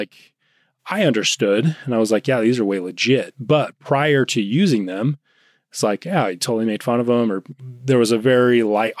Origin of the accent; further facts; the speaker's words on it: Utah, United States; I grew up in Utah.